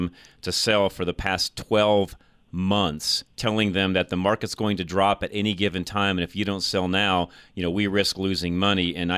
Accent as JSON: {"language": "English", "town": "Boulder", "region": "Colorado", "country": "United States", "tie": "born or raised there", "said": "It's my hometown. It's where I grew up"}